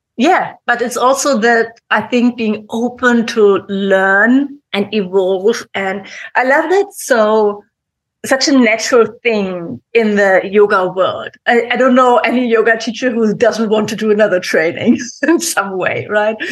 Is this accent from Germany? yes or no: yes; Germany; English is a second language; we're both from Germany